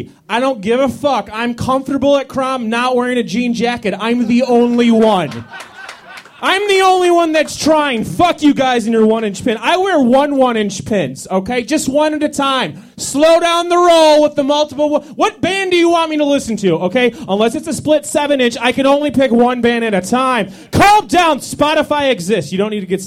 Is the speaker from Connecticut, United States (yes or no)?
no; Washington, District of Columbia, United States; I'm from Washington, D.C.